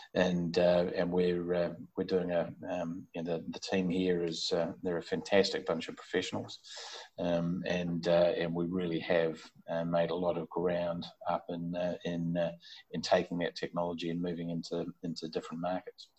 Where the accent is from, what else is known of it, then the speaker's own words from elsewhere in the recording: Auckland, New Zealand; I was brought up in Auckland in New Zealand, so I'm a Kiwi. Um, and uh, my first 18 years of life was uh, was in Auckland.